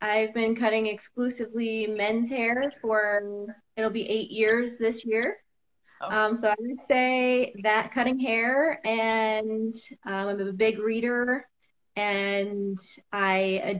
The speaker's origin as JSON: {"language": "English", "town": "Cedar Rapids", "region": "Iowa", "country": "United States", "tie": "born or raised there", "also_born_or_lived": "Sioux City", "said": "I was born in Sioux City, Iowa. It was the Orange City branch of Bethany Christian Services"}